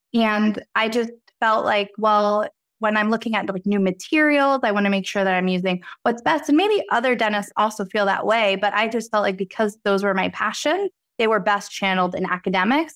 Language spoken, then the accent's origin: English; Reading, Pennsylvania, United States; the Reading Railroad, first railroad after you pass Go, is my hometown